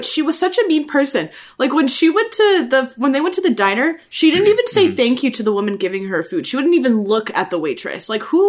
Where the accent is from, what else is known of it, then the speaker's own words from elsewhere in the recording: New England, United States; I come from the New England white area.